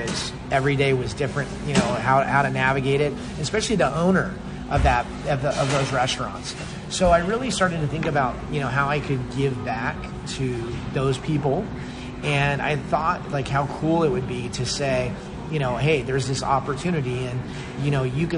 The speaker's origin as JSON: {"language": "English", "town": "Las Vegas", "region": "Nevada", "country": "United States", "tie": "born or raised there", "said": "when I was growing up in Vegas"}